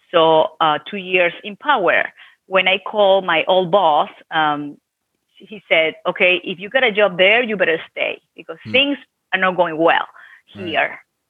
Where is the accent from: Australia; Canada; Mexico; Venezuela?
Venezuela; English is a second language; moved away as an adult; Well, actually, it was fine. I was an attorney there. I graduated in Venezuela, Catholic University.